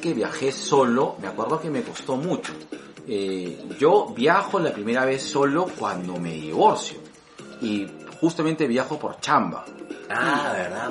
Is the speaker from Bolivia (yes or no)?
no; Lima, Peru; como buen peruano, clase mediano